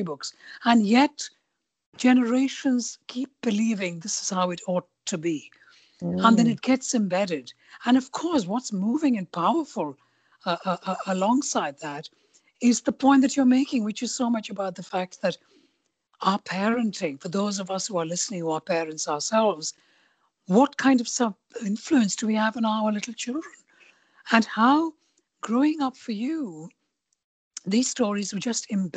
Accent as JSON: {"language": "English", "country": "India", "tie": "born or raised there", "also_born_or_lived": "London", "moved": "yes", "said": "I grew up in India, born and brought up in India"}